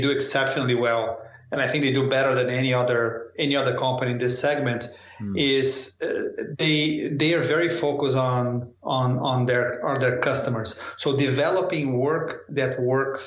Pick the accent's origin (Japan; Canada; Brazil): Brazil; São Paulo; moved away as an adult; also born or lived in Rio de Janeiro, Brazil / New Delhi, India / Paris, France; I'm from Sao Paulo